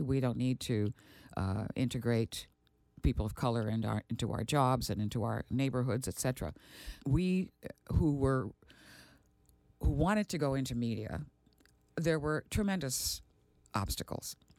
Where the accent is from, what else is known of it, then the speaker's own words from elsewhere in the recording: Aruba; moved away; also born or lived in Milwaukee, Wisconsin; growing up in Aruba at that time